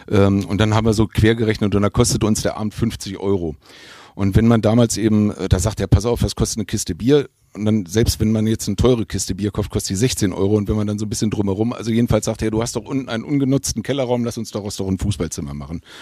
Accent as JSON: {"language": "German", "town": "Hildesheim", "region": "Lower Saxony", "country": "Germany", "tie": "born there", "said": "weil ich bin äh, in Hildesheim geboren und äh, hatte eigentlich mit Wien null Kontakt."}